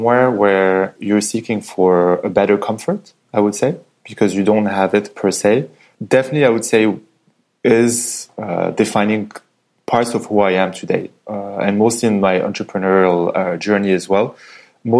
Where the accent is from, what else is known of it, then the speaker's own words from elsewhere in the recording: Casablanca, Casablanca-Settat, Morocco; English is a second language; moved away as an adult; also born or lived in France; So I was born and raised in Morocco. So my father is Moroccan. My mother is Austrian.